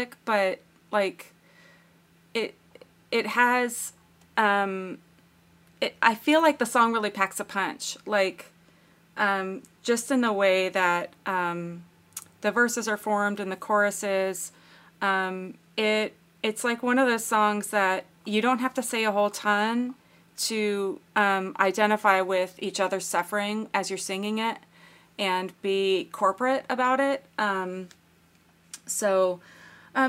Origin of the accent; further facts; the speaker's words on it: United States; I'm American